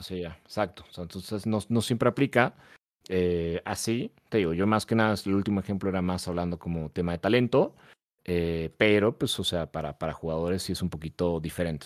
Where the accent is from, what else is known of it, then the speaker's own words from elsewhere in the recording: Mexico; acá en México